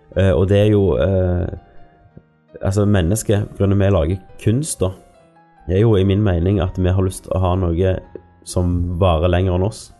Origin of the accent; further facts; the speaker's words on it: Norway; vi er født i Norge